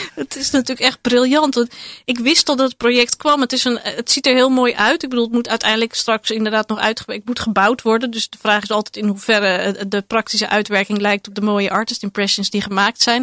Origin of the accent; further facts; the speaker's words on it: Amsterdam, North Holland, Netherlands; ik groeide op in Amsterdam in de jaren tachtig.